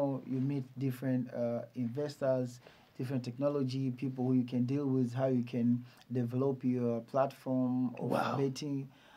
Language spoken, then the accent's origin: English; Dar es Salaam, Tanzania; I am from Tandale